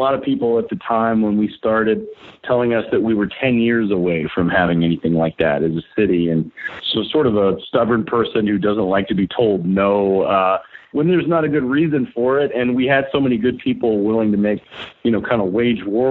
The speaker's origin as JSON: {"language": "English", "town": "Chattanooga", "region": "Tennessee", "country": "United States", "tie": "born or raised there", "said": "I grew up in Chattanooga, but literally had to leave it when I was about 18 years old"}